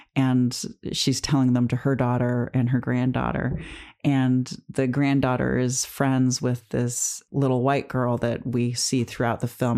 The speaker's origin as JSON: {"language": "English", "town": "Detroit", "region": "Michigan", "country": "United States", "tie": "born or raised there", "said": "my family growing up in Detroit in the suburbs"}